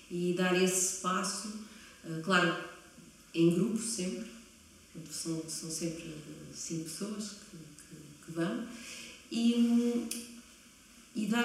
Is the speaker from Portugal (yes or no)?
yes; Coimbra, Centro, Portugal; also born or lived in Berlin; eu nasci em Coimbra e estudei aqui em Coimbra sempre.